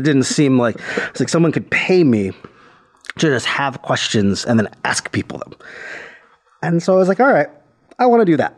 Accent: Cleveland, Ohio, United States; my hometown in Cleveland, Ohio

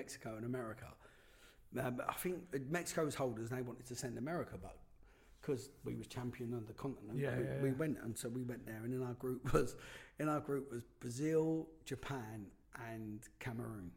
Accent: London, United Kingdom; I'm from London

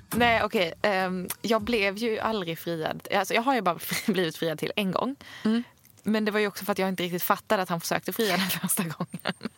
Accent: Sweden; also born or lived in Stockholm; vi svenskar

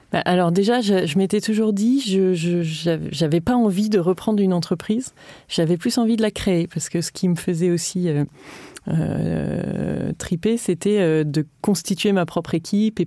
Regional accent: Lille, Hauts-de-France, France; je viens de Lille

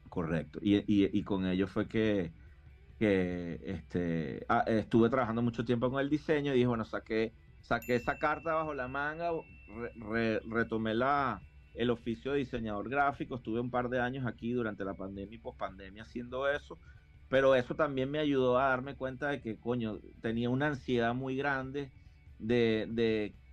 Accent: Caracas, Capital District, Venezuela; moved away as an adult; now in Miami, United States; yo me crié, bueno, en Caracas

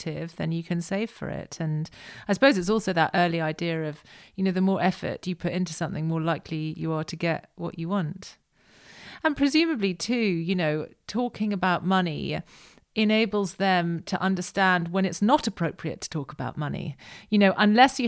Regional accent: United Kingdom; that's one of the things we do as British people

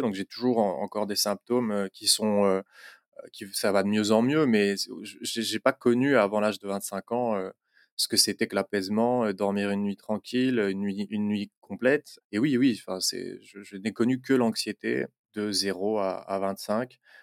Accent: Belgium; je suis belge, j'habite à Bruxelles

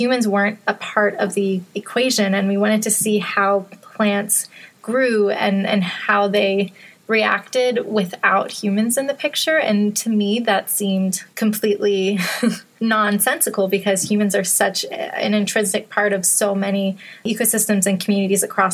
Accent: Western Massachusetts, United States; moved away as an adult; also born or lived in upstate New York; I grew up in Western Massachusetts and had a big backyard that opened up into a forest.

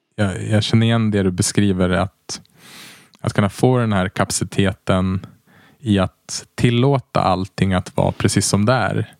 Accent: Västerås, Västmanland, Sweden; moved away as an adult; also born or lived in Uppsala; jag är uppvuxen i Västerås och sen flyttade jag till Uppsala där jag läste ekonomi

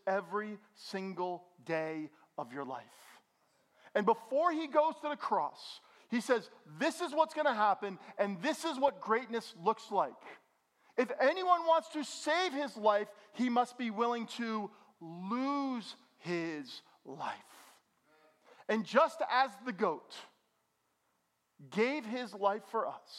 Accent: Bergen County, New Jersey, United States; I'm from Bergen County, New Jersey. I'm as suburban can be

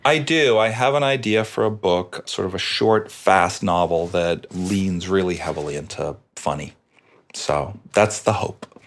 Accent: Boston, Massachusetts, United States; I'm Irish from Boston

